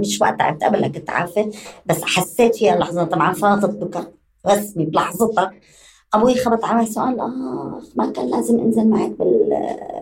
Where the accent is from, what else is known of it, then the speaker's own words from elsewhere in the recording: Syria; moved away as an adult; also born or lived in Damascus, Syria; now in West Bank, Palestine; ووليد سوريا